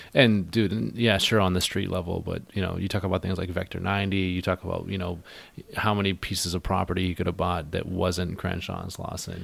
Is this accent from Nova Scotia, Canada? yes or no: no; Hornby Island, British Columbia, Canada; I grew up on Hornby